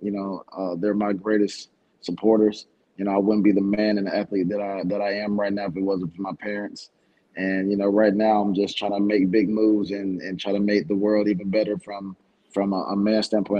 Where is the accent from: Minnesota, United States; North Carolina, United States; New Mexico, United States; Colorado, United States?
North Carolina, United States; Raleigh; But I grew up in Raleigh, North Carolina, but I grew up more in like the Lombard, Wagham area, but I was born in Raleigh, Wake County.